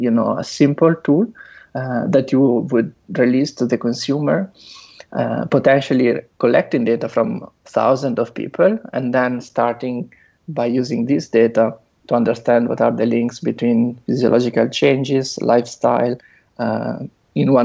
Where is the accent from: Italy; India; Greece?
Italy; moved away as an adult; also born or lived in Netherlands; now in San Francisco, United States; I'm originally from Italy, where I did my bachelor and master's. Then I moved to the Netherlands